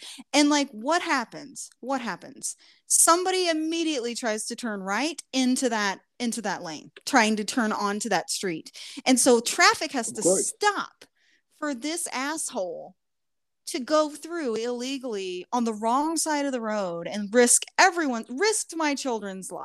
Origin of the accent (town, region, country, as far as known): Southern Indiana, United States; moved away